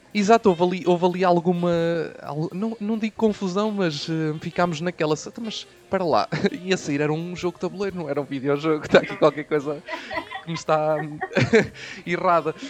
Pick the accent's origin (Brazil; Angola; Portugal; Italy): Portugal; Coimbra, Centro; eu não sou do Norte, sou do Centro, sou de Coimbra.